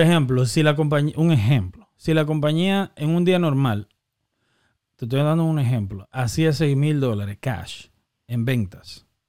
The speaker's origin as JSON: {"language": "Spanish", "region": "San Cristóbal", "country": "Dominican Republic", "tie": "born or raised there", "also_born_or_lived": "Massachusetts", "moved": "yes", "said": "yo de niño en San Cristóbal"}